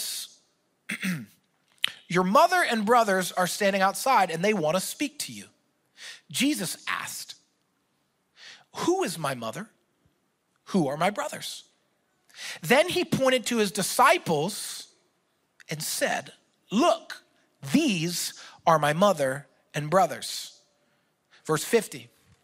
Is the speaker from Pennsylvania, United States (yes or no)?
yes; Philadelphia, Pennsylvania, United States; I'm from Philadelphia